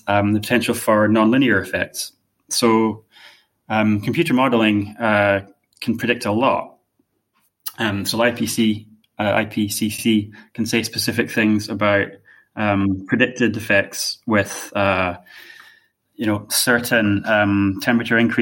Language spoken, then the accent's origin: English; Inverness, Scotland, United Kingdom; I'm from Inverness in the Highlands of Scotland